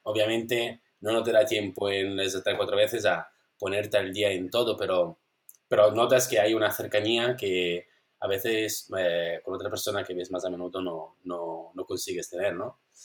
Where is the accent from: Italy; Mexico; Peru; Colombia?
Italy; Spanish is a second language; moved away as an adult; now in Spain; vivo aquí, pero bueno, soy italiano